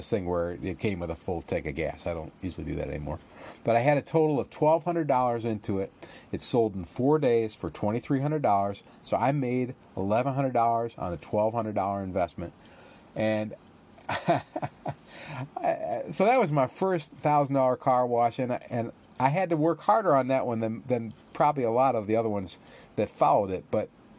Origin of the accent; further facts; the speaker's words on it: Northwest Ohio, United States; When I was a kid, growing up in Northwest Ohio